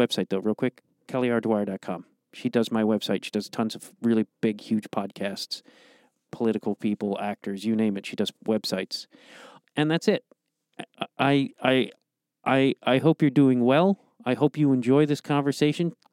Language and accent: English; Streamwood, Illinois, United States; I grew up in Streamwood.